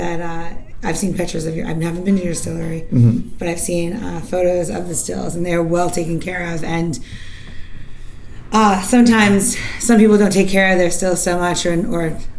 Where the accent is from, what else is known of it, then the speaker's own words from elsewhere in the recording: New York, United States; I'm from New York, just so you know, that well-rounded, I've been hanging out in New York in the 60s, 70s, 80s